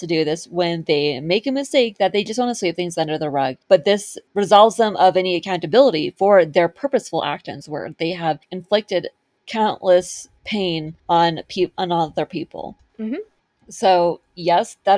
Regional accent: California, United States; I grew up in California

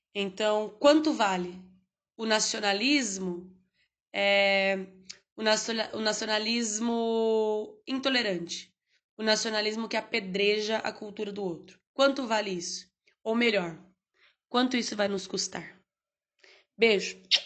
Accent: Brazil; somos brasileiros

